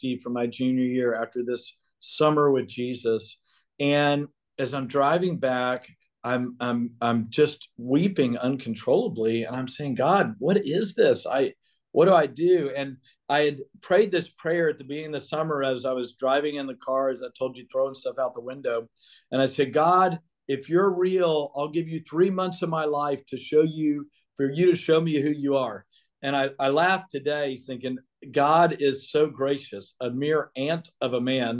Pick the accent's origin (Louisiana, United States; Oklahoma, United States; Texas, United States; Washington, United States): Texas, United States; Beaumont; where I grew up in Beaumont